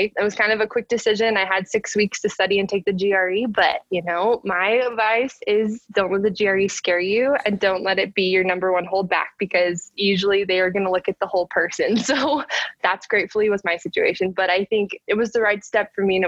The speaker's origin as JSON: {"language": "English", "region": "Utah", "country": "United States", "said": "I was from Utah"}